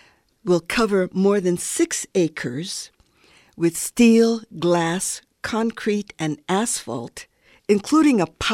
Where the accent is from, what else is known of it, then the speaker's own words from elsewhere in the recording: Hawaii, United States; It's very critical for me as a Hawaiian elder to be able to continue my connections with my culture and with people, my family, and others in the islands.